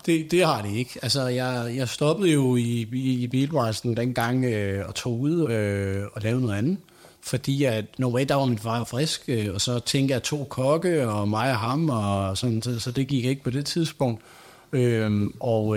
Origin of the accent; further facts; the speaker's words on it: Nykøbing Falster, Zealand, Denmark; now in Næstved, Denmark; jeg er fra Nykøbing Falster og Rinde. Øh, I Nykøbing øh, kender jeg jo rigtig mange, for der er vokset op